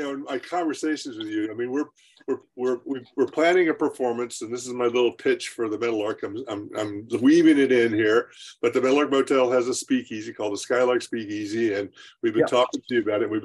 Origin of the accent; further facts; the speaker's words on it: United States; I grew up in the Smoky Mountains here